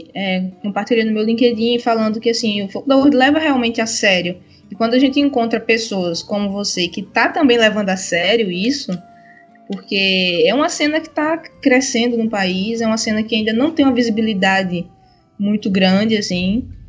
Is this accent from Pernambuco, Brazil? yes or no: yes; Pernambuco, Brazil; moved away; also born or lived in Paraíba / João Pessoa; eu venho do Nordeste, eu sou de Pernambuco